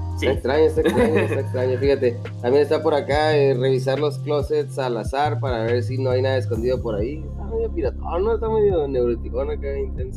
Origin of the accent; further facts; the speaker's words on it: northern Mexico, Mexico; 100% Mexican